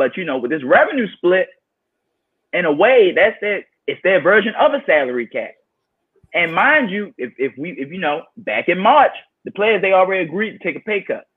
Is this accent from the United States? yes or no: yes; Baltimore, Maryland, United States; that's my hometown. I'm born and raised Baltimore, Maryland